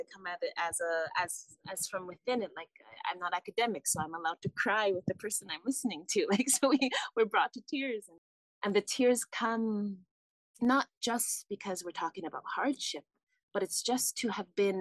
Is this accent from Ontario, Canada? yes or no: no; Vancouver, British Columbia, Canada; also born or lived in Chicago, Illinois, United States; now in Kaslo, Canada; having been born in Chicago, growing up in Vancouver.